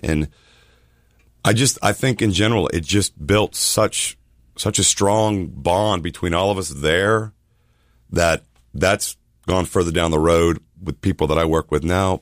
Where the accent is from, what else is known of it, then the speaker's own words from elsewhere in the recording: Miami, Florida, United States; moved away as an adult; now in Charleston, United States; I grew up in Miami, Florida